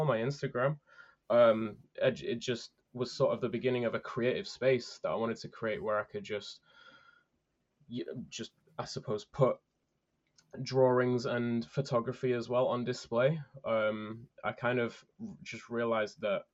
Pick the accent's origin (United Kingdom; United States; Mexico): United Kingdom; I am a British coaster enthusiast